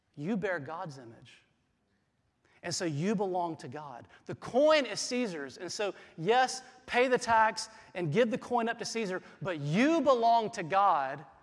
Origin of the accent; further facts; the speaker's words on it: South Carolina, United States; moved away as an adult; I grew up in the Southeast, I grew up in South Carolina.